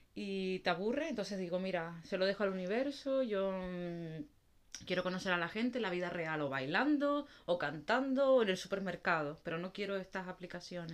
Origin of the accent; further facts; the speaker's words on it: Canary Islands, Spain; now in Netherlands; Ni soy de aquí, ni soy de Canarias tampoco